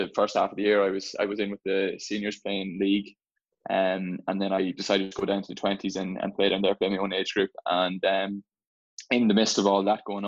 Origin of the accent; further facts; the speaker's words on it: Sligo, Connacht, Ireland; I'm from Sligo originally. My club is St. Milosh Gales in Grange, just on the border there between Sligo and Donegal.